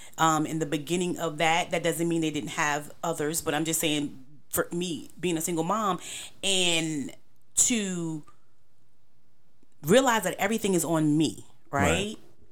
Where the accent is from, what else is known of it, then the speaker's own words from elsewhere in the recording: New York, United States; now in Charlotte, United States; because I came from New York, everything is about protection and survival. So to come to Charlotte and all this space